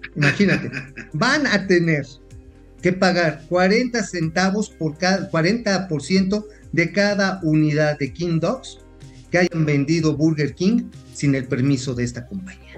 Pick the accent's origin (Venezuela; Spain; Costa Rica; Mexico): Mexico